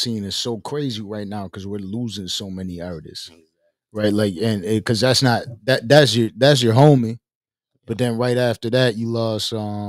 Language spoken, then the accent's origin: English; Buffalo, New York, United States; I'm from Buffalo.